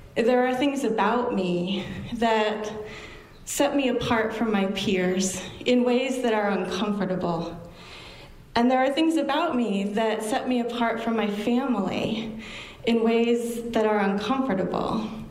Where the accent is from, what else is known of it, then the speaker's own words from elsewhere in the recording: Bucksport, Maine, United States; also born or lived in Orland, Maine; I grew up in Bucksport and Orland